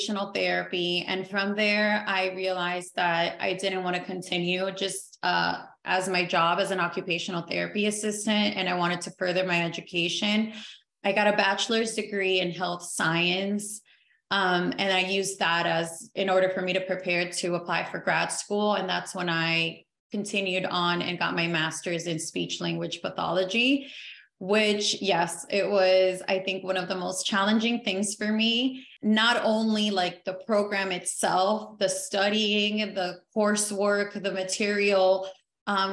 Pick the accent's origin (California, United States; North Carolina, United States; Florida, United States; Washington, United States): Florida, United States; Miami; born or raised there; also born or lived in Caracas, Venezuela